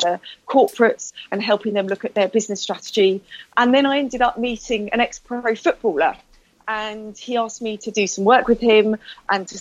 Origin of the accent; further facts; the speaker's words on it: United Kingdom; I'm very British